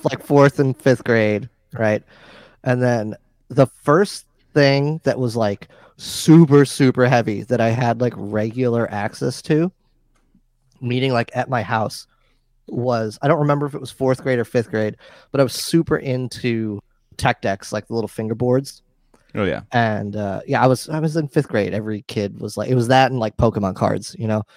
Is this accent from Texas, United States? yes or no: no; New York, United States; I grew up in New York